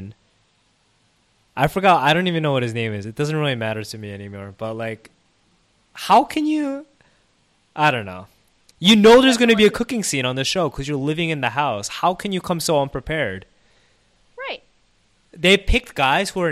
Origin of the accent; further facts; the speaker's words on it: United States; growing up in America